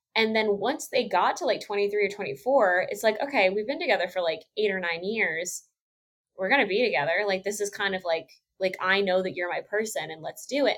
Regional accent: Texas, United States; moved away; being from Texas

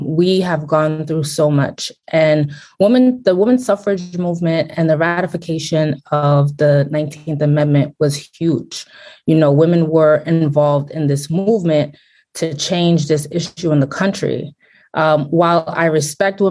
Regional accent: Brooklyn, New York, United States; born and raised in Brooklyn. My parents are Haitian

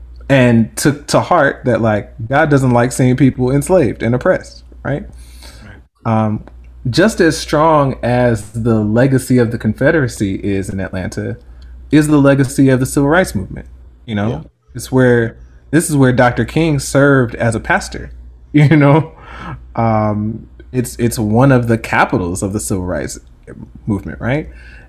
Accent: Jamaica; I think being Black, but not just being Black, being Jamaican actually is one

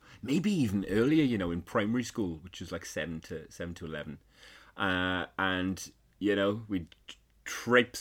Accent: Tredegar, Wales, United Kingdom; my hometown of Tredegar

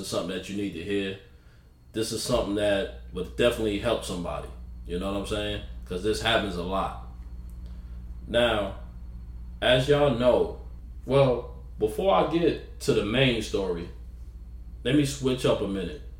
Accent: New York City, New York, United States; moved away as an adult; also born or lived in the South; I'm from New York City, South Jamaica, Queens

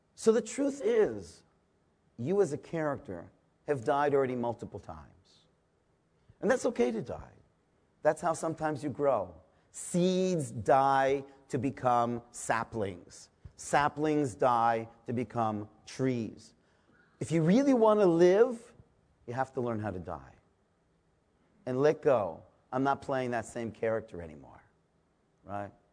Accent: Toronto, Ontario, Canada; I'm from a small town called Toronto, Canada

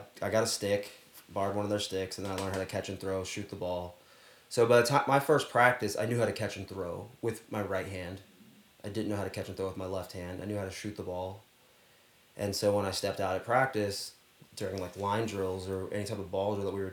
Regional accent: Charlotte, North Carolina, United States; moved away; I grew up in Charlotte, North Carolina

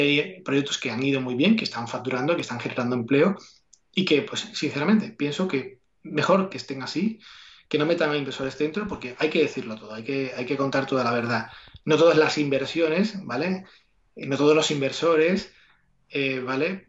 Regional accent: Mairena del Alcor, Andalusia, Spain; Aquí en, Sevilla, en del Alcor, como decía, es mi pueblo natal

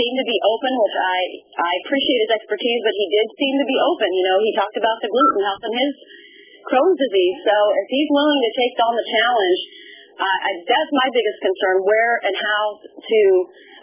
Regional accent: Midwest, United States; I'm from the Midwest

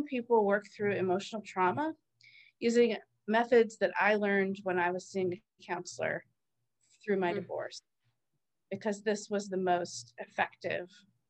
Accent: East Coast, United States; I grew up on the East Coast

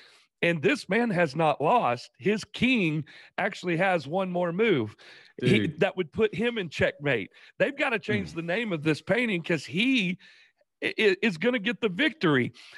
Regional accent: Paris, Illinois, United States; I was born in Paris, Illinois.

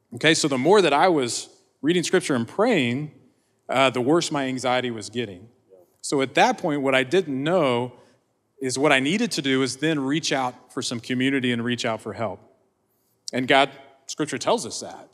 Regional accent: Oklahoma, United States; I grew up in Oklahoma.

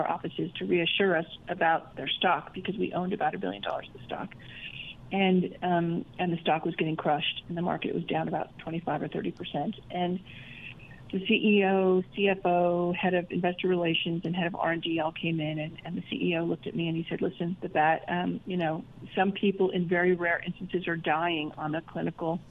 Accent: Idaho, United States; moved away as an adult; also born or lived in London; I grew up mostly in Idaho

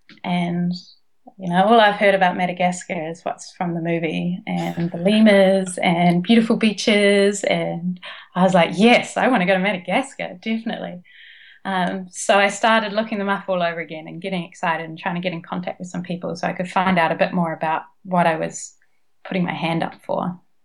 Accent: Nelson, New Zealand; moved away as an adult; also born or lived in Dunedin, New Zealand / Auckland, New Zealand; now in Sydney, Australia; So I'm originally from Nelson in New Zealand, and then I went and studied physiotherapy at Otago University.

